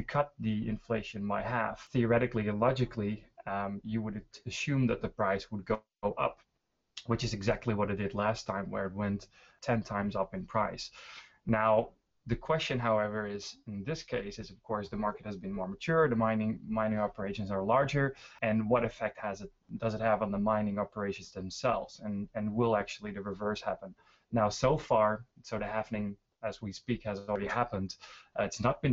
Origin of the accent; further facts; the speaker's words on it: Netherlands; now in Stockholm, Sweden; I am originally from the Netherlands, living in Sweden, Stockholm